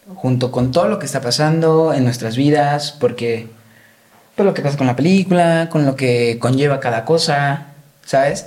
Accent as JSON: {"language": "Spanish", "town": "Guadalajara", "region": "Jalisco", "country": "Mexico", "said": "soy de Guadalajara"}